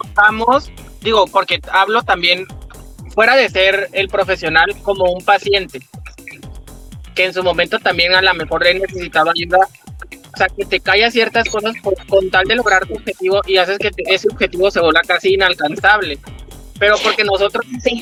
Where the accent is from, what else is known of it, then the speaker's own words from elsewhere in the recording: Comalcalco, Tabasco, Mexico; Soy de Comalcalco